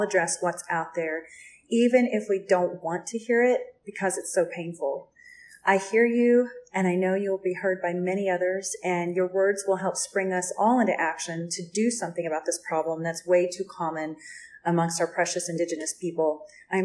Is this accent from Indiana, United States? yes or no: no; Oklahoma, United States; my home state of Oklahoma